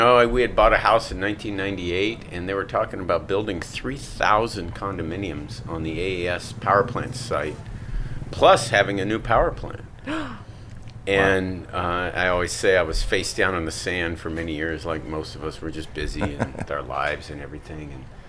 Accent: Palos Verdes Estates, California, United States; also born or lived in Dallas, Texas / Redondo Beach, California; I grew up in Palos Verdes Estates. We moved here when I was 8 years old from Dallas, Texas.

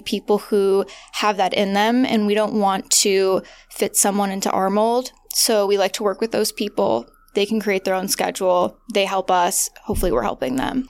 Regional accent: Midwest, United States; moved away; also born or lived in Los Angeles; I grew up in the Midwest

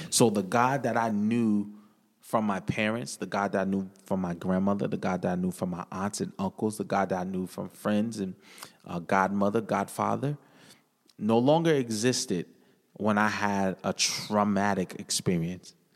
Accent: New London, Connecticut, United States; I hail from New London, Connecticut, born and raised, Whaler City, green and gold

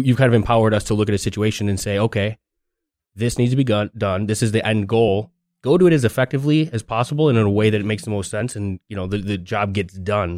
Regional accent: Chicago, Illinois, United States; I'm from Chicago

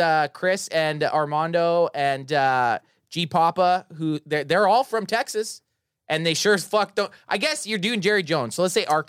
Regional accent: Canada; We're Canadians.

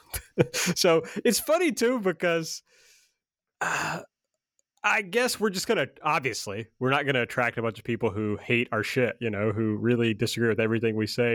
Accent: the South, United States; I'm from the South

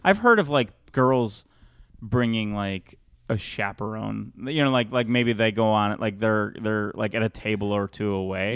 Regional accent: Chicago, Illinois, United States; moved away as an adult; now in California, United States; I grew up in there, in, born and raised in Chicago.

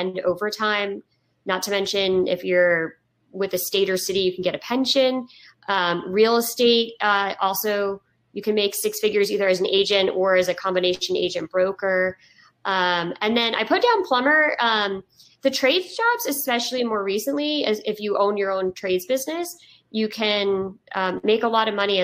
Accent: Woodstock, New York, United States; I'm from Woodstock, New York. So I feel like it garners up a little bit of like my hippie roots

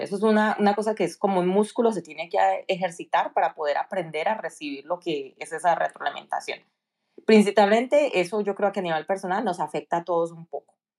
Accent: Cali, Valle del Cauca, Colombia; moved away as an adult; now in United States; soy originalmente nací y crecí en Cali, Colombia.

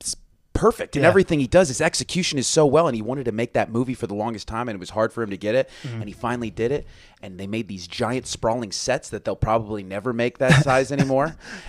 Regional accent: Las Vegas, Nevada, United States; You know, I'm from Vegas.

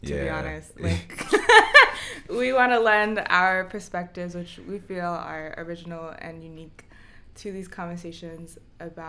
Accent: New Jersey, United States; also born or lived in Brooklyn, New York; I was born in Brooklyn, but I moved to Jersey, Central Jersey

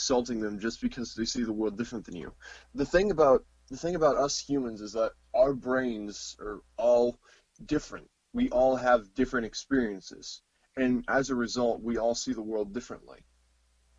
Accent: Missouri, United States; I'm from America, Missouri specifically

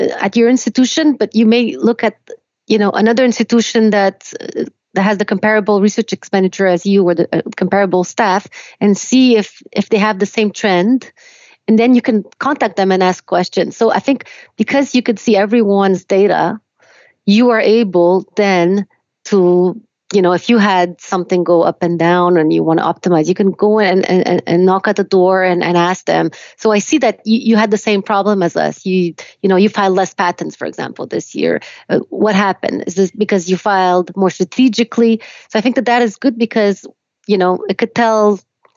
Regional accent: Quebec, Canada; English is a second language; also born or lived in Romania; I was born in Romania. I came to Canada when I was 4

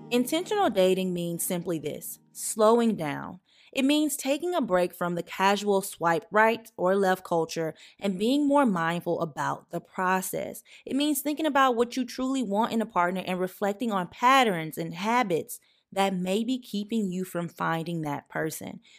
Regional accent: the South, United States; as a Black child growing up in the South

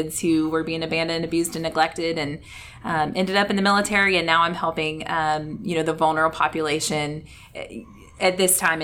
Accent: Callahan, Florida, United States; I grew up actually here in Northeast Florida in Callahan

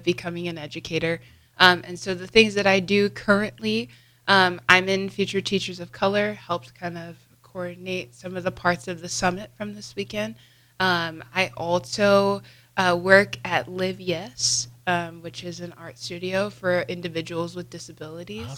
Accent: Lincoln, Nebraska, United States; am from Lincoln, born and raised, been here my whole life

